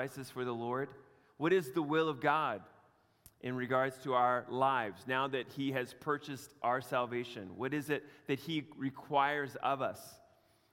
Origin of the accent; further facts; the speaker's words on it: Canada; my growing up in Canada